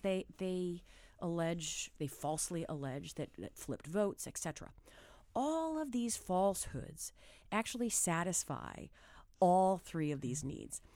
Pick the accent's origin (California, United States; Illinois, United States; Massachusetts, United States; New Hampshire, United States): New Hampshire, United States; moved away; I'm a kid from New Hampshire